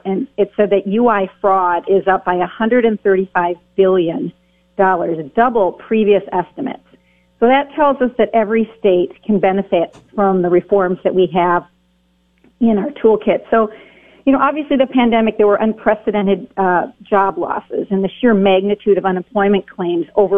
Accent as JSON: {"language": "English", "region": "Wisconsin", "country": "United States", "tie": "born or raised there", "said": "I work out of my home state of Wisconsin"}